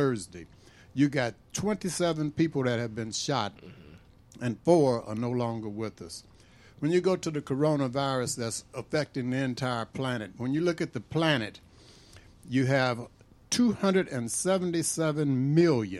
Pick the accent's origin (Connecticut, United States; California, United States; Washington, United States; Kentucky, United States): California, United States; Berkeley; moved away; I was born in June in California